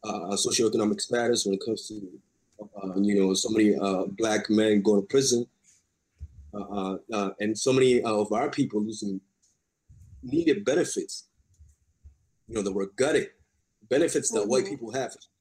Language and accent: English; New York City, New York, United States; I was raised in Bed-Stuy, which was during the 90s